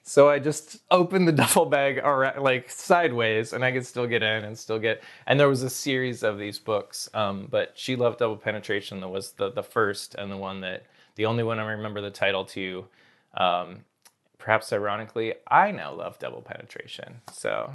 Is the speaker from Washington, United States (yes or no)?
yes; Snohomish County, Washington, United States; also born or lived in Seattle; I was born in Seattle, and then grew up north of Seattle, uh, in Snohomish County